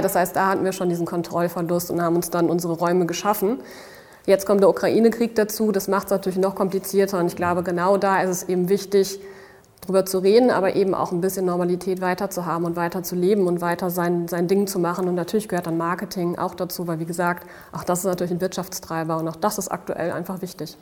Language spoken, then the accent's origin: German; Dortmund, North Rhine-Westphalia, Germany; moved away as an adult; now in Berlin, Germany; da lebt meine Familie, bin ich auch aufgewachsen